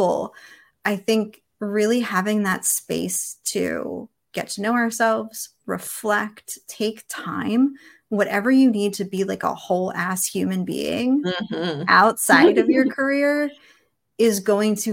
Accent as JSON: {"language": "English", "town": "Philadelphia", "region": "Pennsylvania", "country": "United States", "tie": "born or raised there", "moved": "yes", "said": "I grew up in Philadelphia"}